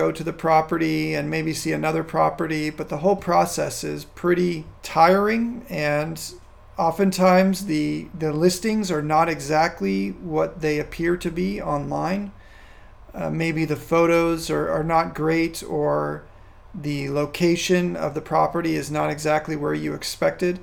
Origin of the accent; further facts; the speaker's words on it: California, United States; moved away as an adult; also born or lived in Virginia; now in Casablanca, Morocco; where I grew up in California or even where I've lived across the United States and Virginia and other places